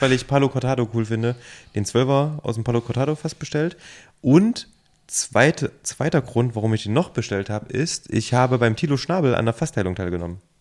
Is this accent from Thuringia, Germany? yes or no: yes; Thuringia, Germany; now in Leipzig, Germany; ich bin ja ursprünglich ähm, aus Thüringen